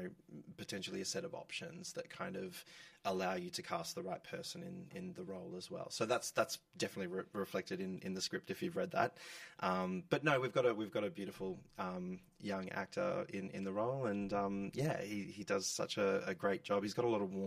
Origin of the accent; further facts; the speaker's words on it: Geelong, Victoria, Australia; moved away; coming from a regional town, I'm from Geelong